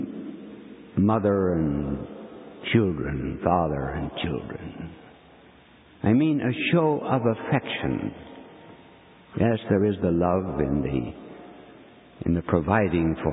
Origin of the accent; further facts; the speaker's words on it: United States; we American bishops